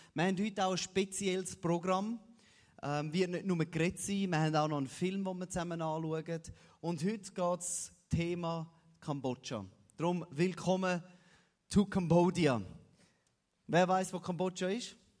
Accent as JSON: {"language": "German", "country": "Switzerland", "said": "für mich als Schweizer"}